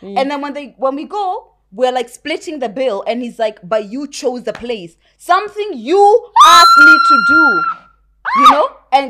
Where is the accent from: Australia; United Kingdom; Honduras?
United Kingdom; accent: British; when I first got here, even now, my British accent is not so conk, so you can't always know that I was raised there, right?